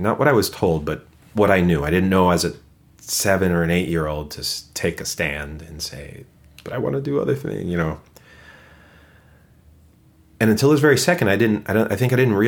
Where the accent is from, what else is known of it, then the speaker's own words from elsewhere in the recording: New York City, New York, United States; moved away as an adult; now in Twin Cities, United States; born and raised in Brooklyn, in the same room for 20 years